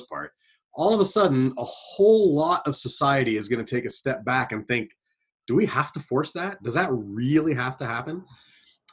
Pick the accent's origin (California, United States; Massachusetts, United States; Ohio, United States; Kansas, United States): Ohio, United States; Southern; moved away; I grew up in a place where nobody thought this way. You know, I come from Southern Ohio